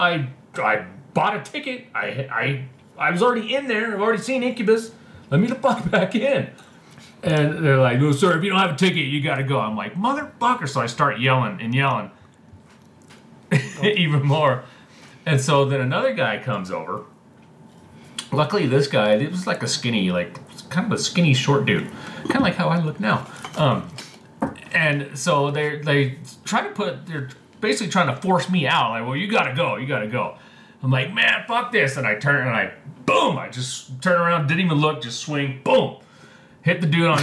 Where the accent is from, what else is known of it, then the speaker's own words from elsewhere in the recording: Las Vegas, Nevada, United States; me growing up in Vegas